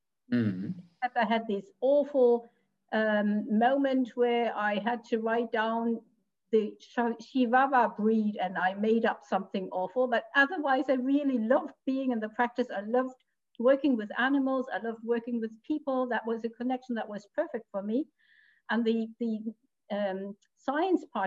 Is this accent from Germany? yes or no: yes; Bremen, Germany; moved away as an adult; also born or lived in Hanover; now in Bavaria, Germany; originally I'm from Bremen, which is further north